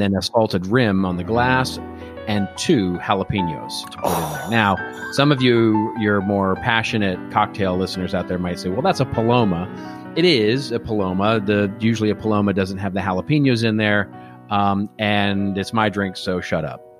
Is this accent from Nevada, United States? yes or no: no; Texas, United States; I grew up in Texas